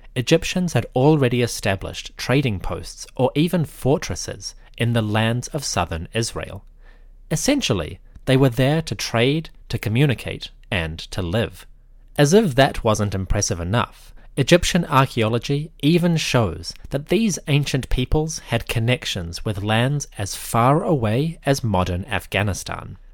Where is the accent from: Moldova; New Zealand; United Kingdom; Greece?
New Zealand; I am from New Zealand.